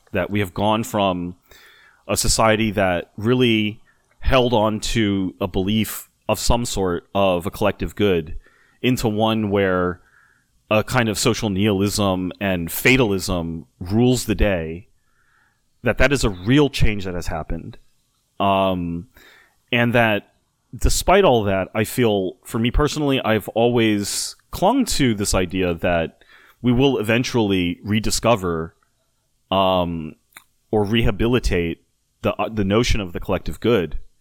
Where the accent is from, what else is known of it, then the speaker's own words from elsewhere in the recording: United States; being American